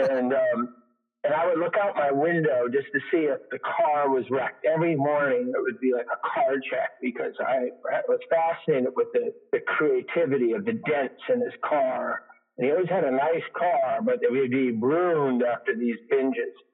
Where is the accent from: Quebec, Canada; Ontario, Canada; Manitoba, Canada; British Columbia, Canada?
Quebec, Canada; east of Montreal; I was born in Montreal, Quebec, Canada.